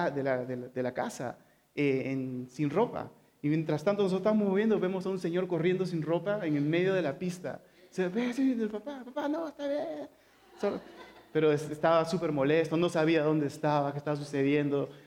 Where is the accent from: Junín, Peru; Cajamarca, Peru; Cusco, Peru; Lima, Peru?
Lima, Peru; San Juan de Lurigancho; Y nosotros crecimos en San Juan de Origancho, ¿ok? Está rodeado de, montañas